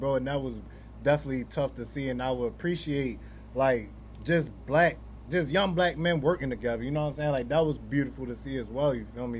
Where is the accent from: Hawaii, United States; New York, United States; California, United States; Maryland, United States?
Maryland, United States; Baltimore; growing up in Baltimore